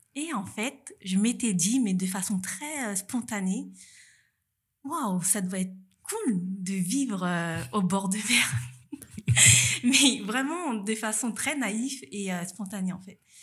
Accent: Saint-Denis, Île-de-France, France; moved away as an adult; also born or lived in Paris; now in Nice, France; je viens de Paris, plutôt, enfin, plus précisément de la banlieue parisienne, Saint-Denis. Et donc, j'ai vécu 27 ans à Paris

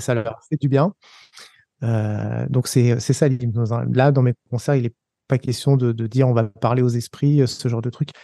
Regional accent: Savoie, Auvergne-Rhône-Alpes, France; moved away as an adult; also born or lived in Paris; moi, comme je suis savoyard

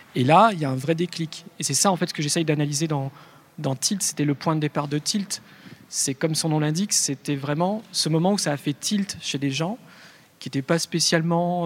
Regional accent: Lyon, Auvergne-Rhône-Alpes, France; je suis né à Lyon, c'est quand même la ville de la, bouffe

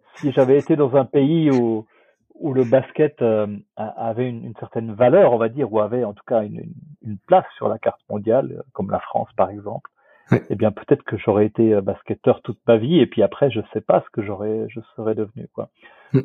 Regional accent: Switzerland; je suis suisse quelque part

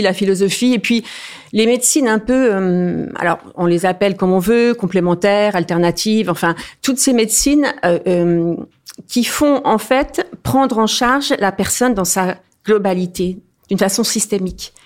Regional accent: eastern France, France; je suis originaire de l'est de la France

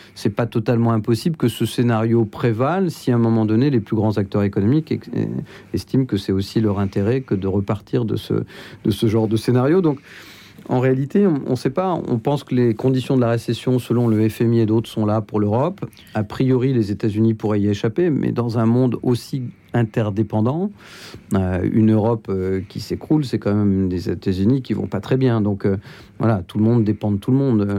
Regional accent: Flers, Normandy, France; je suis né à Flers dans l'Orne

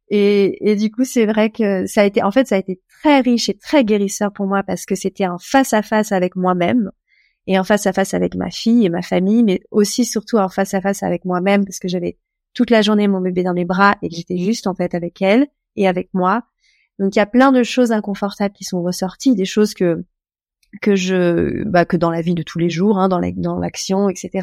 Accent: France; moved away as an adult; now in Portugal; Je suis française, j'ai 38 ans. ça fait 5 ans, un peu plus de 5 ans que je vis au Portugal

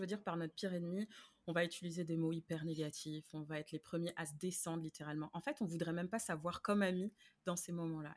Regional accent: Paris, Île-de-France, France; moved away as an adult; now in Montreal, Canada; je viens de France, de Paris, plus précisément, mais euh, j'habite à Montréal depuis depuis 2008

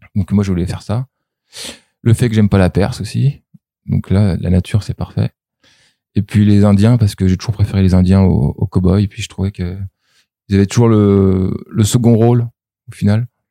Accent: Germany; moved away; j'ai grandi en Allemagne

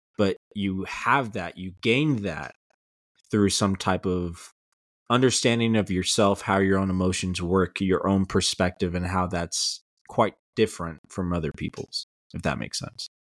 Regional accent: El Paso, Texas, United States; growing up in El Paso

